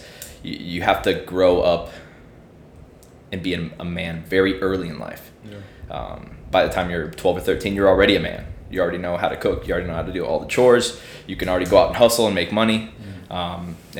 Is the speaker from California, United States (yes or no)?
no; Illinois, United States; moved away; I'm from Illinois as well, like you.